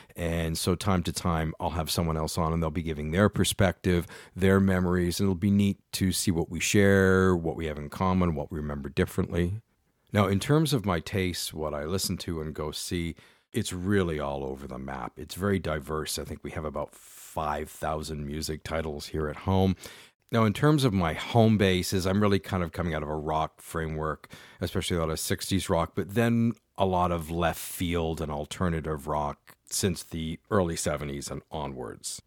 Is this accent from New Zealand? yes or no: no; London, Ontario, Canada; also born or lived in Ottawa; I'm based in London, Ontario, Canada, which is where I grew up and am now back in my hometown